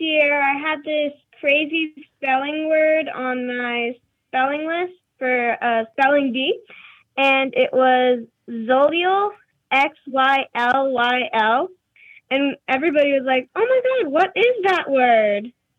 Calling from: Somerville, New Jersey, United States; I'm calling from Somerville, New Jersey.

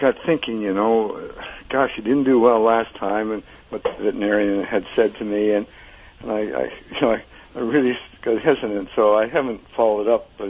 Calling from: Sarasota, Florida, United States; uh, Sarasota, Florida.

